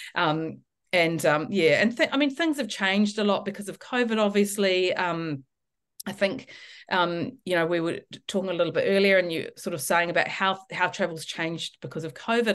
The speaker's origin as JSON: {"language": "English", "country": "New Zealand", "moved": "as an adult", "lives_now": "Australia", "said": "I'm obviously originally from New Zealand, so I've been living in Australia for seventeen years."}